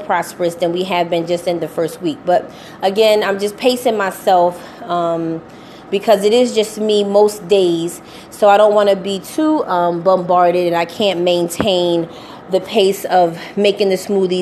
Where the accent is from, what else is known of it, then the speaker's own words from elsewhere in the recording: Philadelphia, Pennsylvania, United States; I'm from Philadelphia, so our storefront is at 16 North 58th Street, Philadelphia, Pennsylvania